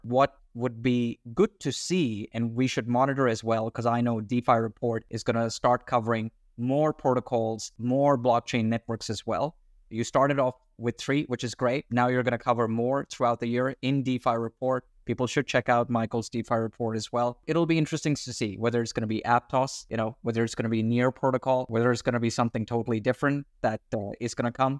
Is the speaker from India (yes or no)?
no; Australia; I'm Australian